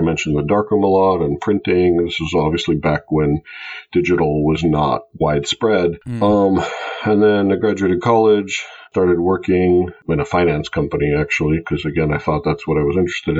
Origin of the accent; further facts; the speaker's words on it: Greece; moved away as an adult; now in United States; I grew up in Greece and I came to the U.S. to go to college back about 20 years ago.